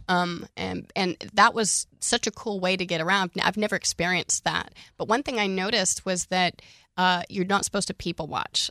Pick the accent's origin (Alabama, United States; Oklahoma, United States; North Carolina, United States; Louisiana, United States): Oklahoma, United States; I'm from Oklahoma, born and raised, thirty-four years